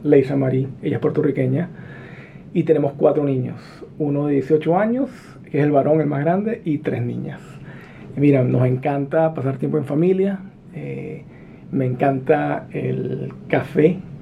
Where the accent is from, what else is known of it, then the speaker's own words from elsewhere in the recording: La Victoria, Aragua, Venezuela; first language Spanish; moved away as an adult; also born or lived in California, United States; now in United States; yo nací en California, de padres guatemaltecos. Me crié en Venezuela